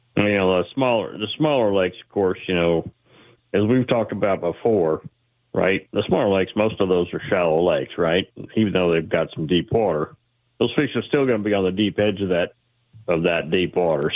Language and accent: English; Texas, United States; also born or lived in Georgia / Seattle area; now in Seattle, United States; I grew up in Texas, lived in Georgia where these guys are fishing, moved to Seattle area in eighty-six, eighty-eight, and been bass fishing ever since